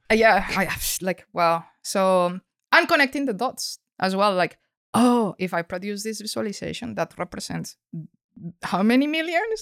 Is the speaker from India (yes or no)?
no; Colombia; moved away; I come from Colombia